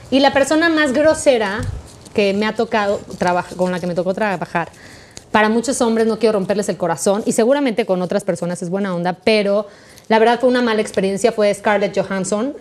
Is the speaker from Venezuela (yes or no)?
no; Mexico; first language Spanish